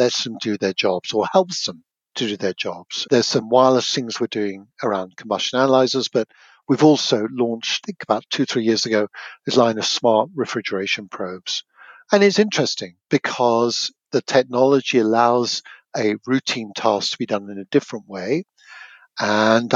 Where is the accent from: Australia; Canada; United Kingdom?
United Kingdom; moved away as an adult; now in Portland, United States; a Brit, even after 20 plus years